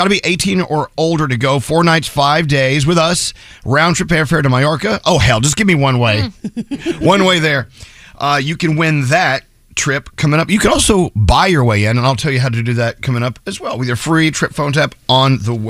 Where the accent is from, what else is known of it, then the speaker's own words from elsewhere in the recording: Texas, United States; now in New York, United States; Born and raised in Texas, we always thought of ourselves as our own country anyway.